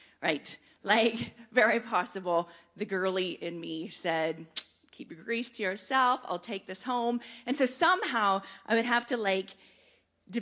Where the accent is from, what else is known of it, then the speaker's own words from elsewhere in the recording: Mount Forest, Ontario, Canada; I grew up in Mount Forest, this little wee town